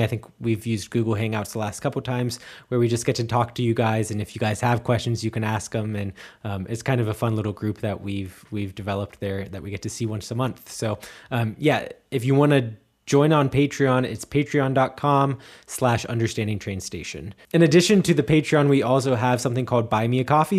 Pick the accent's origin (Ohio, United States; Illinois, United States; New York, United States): Ohio, United States; Cincinnati; moved away as an adult; also born or lived in Erfurt, Germany; now in Munich, Germany; I'm from, from Cincinnati.